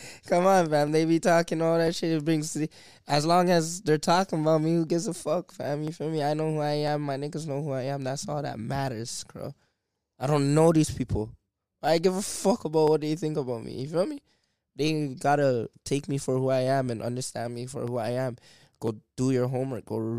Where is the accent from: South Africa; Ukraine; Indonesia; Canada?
Canada; They don't know who the fuck I am, bro. I'm from Canada. I'm from a whole different world, my nigga.